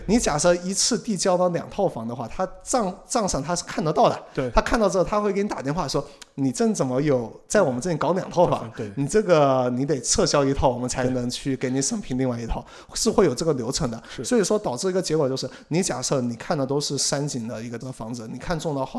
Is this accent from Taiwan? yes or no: no; China; also born or lived in Singapore; now in Tokyo, Japan; 这个其实在国内，像，像我老家我爸他们，实际上就是在自己的浴室里面买了一个哦，那种烘，烘干对，机类似的烘干机